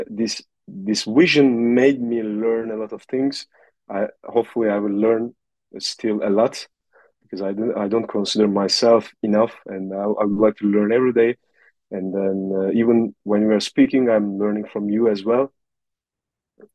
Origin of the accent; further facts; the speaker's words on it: north coast of Turkey, Black Sea Region, Turkey; I was born in Turkey, in the north coast of Turkey